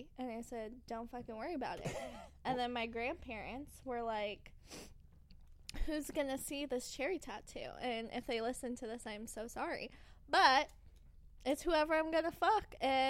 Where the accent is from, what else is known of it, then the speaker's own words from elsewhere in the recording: California, United States; accent: California; I'm literally born and raised in California.